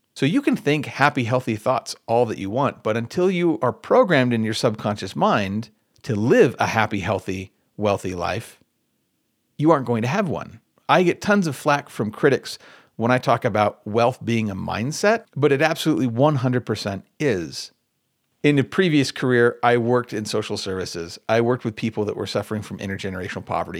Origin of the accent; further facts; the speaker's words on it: Michigan, United States; I'm from Michigan.